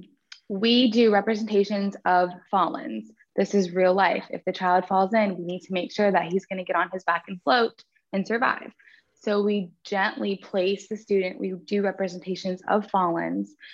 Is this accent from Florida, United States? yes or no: yes; Florida, United States; so I grew up in Florida, born and raised in Florida.